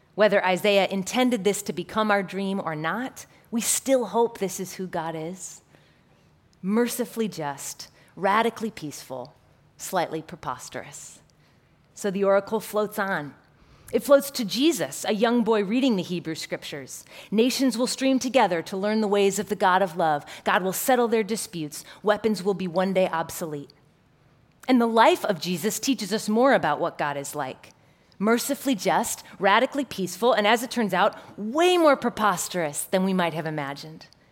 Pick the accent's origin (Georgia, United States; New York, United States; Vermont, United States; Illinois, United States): Illinois, United States; Chicago; My hometown, Chicago